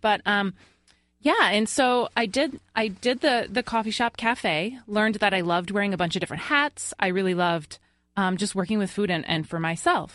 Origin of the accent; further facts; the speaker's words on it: Long Island, New York, United States; moved away; I'm originally from Long Island